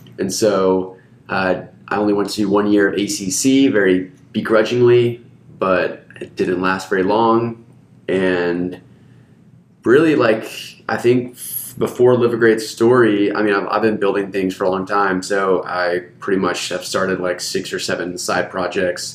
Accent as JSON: {"language": "English", "country": "Hungary", "tie": "born or raised there", "moved": "yes", "lives_now": "Austin, United States", "said": "I grew up in Hungary"}